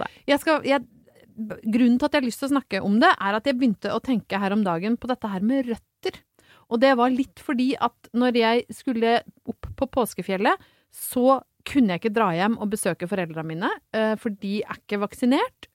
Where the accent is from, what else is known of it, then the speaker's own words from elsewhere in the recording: Brøttum, Innlandet, Norway; moved away; hvor utrolig sterkt knytta jeg er til eh, hjemstedet mitt, som da er Brøttum i Ringsaker i tidligere Hedmark fylke